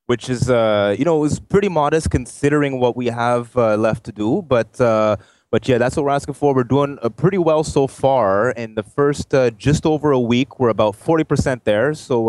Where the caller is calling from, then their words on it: Ottawa, Ontario, Canada; Ottawa, Canada.